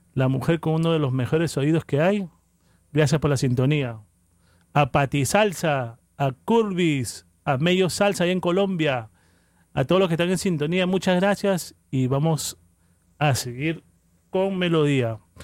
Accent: Peru; moved away; Yo soy peruano, orgulloso de ser peruano

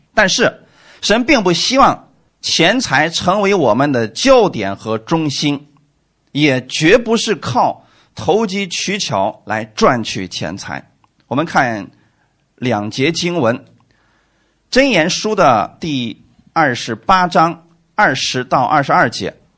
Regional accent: China; 我们中国人

